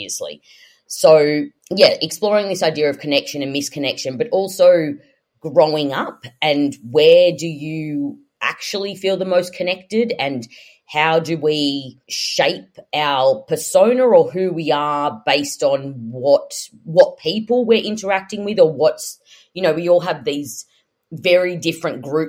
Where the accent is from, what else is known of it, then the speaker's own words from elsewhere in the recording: Sydney, New South Wales, Australia; I grew up in Western Sydney